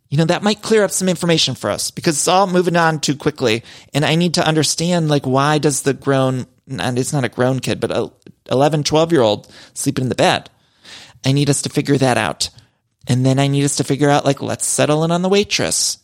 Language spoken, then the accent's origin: English; Cleveland, Ohio, United States; Cleveland, which is kicking off the tour in my hometown.